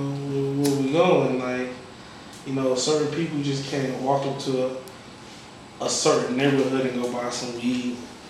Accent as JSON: {"language": "English", "town": "Mount Vernon", "region": "New York", "country": "United States", "tie": "born there", "said": "I was born in New York, you know what I'm saying? So I got a hustling background."}